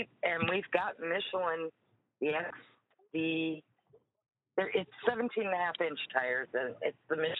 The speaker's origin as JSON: {"language": "English", "region": "Kansas", "country": "United States"}